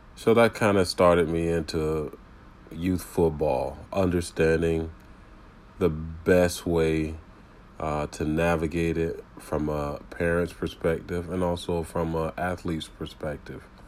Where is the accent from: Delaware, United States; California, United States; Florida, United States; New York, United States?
Florida, United States; Tampa; I grew up in the Tampa Bay area playing youth football and high school football